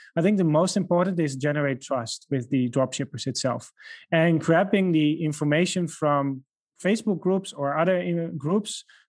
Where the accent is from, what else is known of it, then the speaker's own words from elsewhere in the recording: Netherlands; first language Dutch; English is a second language; We have speakers that speak besides myself. I'm originally from the Netherlands. So I speak Dutch.